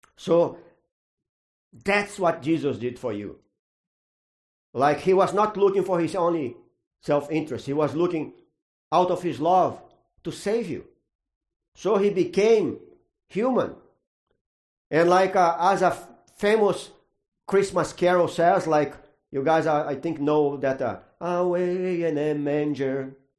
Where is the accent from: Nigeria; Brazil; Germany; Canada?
Brazil; moved away; I grew up in Brazil, that's a Catholic country